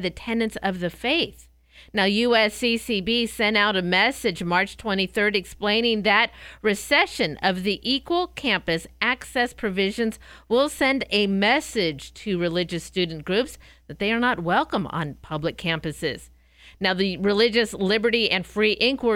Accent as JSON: {"language": "English", "town": "Escondido", "region": "California", "country": "United States", "tie": "born or raised there", "moved": "yes", "said": "growing up in Southern California in the Escondido area"}